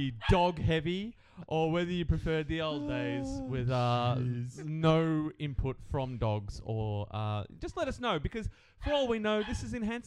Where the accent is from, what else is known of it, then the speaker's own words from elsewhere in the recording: Victoria, Australia; we grew up in Victoria